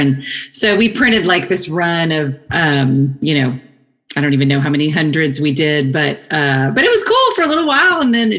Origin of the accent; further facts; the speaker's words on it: DeBerry, Texas, United States; also born or lived in Shreveport, Louisiana; now in Austin, United States; my dad's family lived on the Texas side. And okay. I was born there, but then I kind of grew up in an actually really, really, really tiny town, like 2,000 people, maybe.